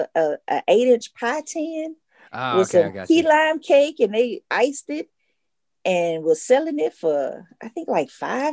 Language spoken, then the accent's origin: English; Atlanta, Georgia, United States; a peach. I'm a Georgia peach.